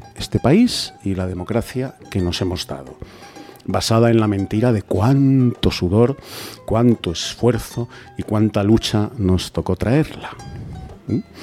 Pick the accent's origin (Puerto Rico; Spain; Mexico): Spain; soy, español